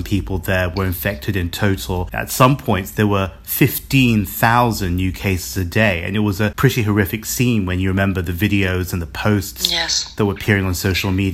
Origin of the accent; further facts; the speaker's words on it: London, United Kingdom; now in Hong Kong; I grew up in London